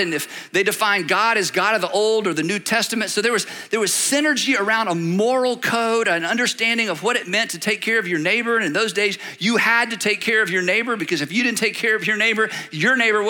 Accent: United States; that's how we think as Americans

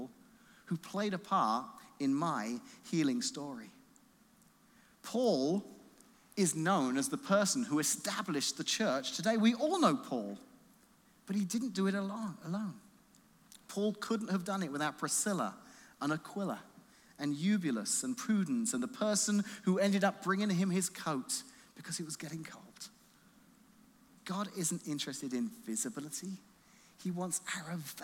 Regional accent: Illinois, United States; I'm from Illinois

